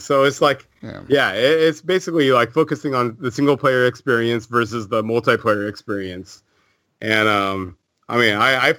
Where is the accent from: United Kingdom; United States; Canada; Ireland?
Canada; I'm Canadian.